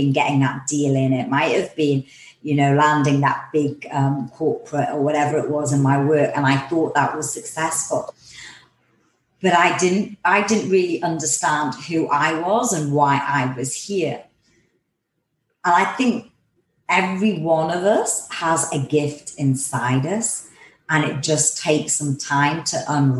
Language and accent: English; England, United Kingdom; I'm from England